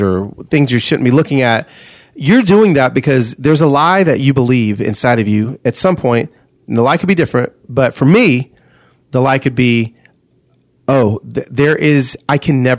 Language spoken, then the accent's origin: English; Los Angeles, California, United States; I am from East LA. I am all my cousins are living in the barrio, Vatos Locos, and I am a red Mexican